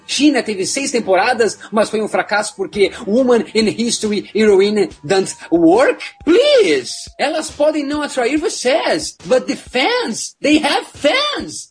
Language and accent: Portuguese; Brazil; nós somos do Brasil, nós temos vários sotaques